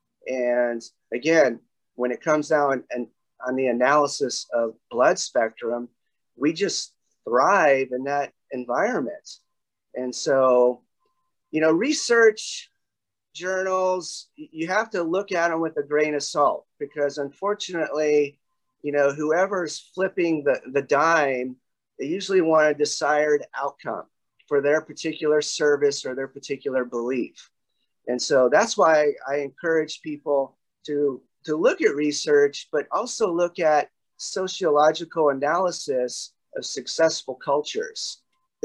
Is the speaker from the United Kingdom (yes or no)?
no; the South, United States; moved away as an adult; also born or lived in Oklahoma / Texas; So Oklahoma and Texas is where I spent all my life till I was 20